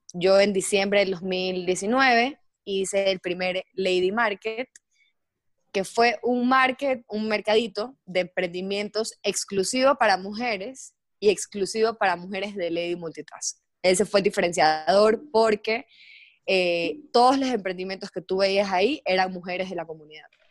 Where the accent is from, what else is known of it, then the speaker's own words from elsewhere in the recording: Guayaquil, Guayas, Ecuador; moved away as an adult; also born or lived in Mexico; soy de Guayaquil, viví seis años en México, y era parte del grupo allá, y me encanta, y me regresé a vivir a Ecuador